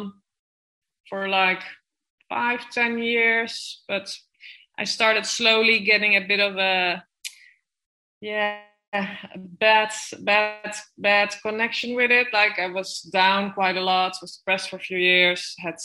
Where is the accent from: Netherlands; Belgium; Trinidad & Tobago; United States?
Netherlands; Amsterdam, North Holland; moved away as an adult; also born or lived in Gibraltar; now in San Pedro de Alcantara, Spain; I'm born and raised in Amsterdam.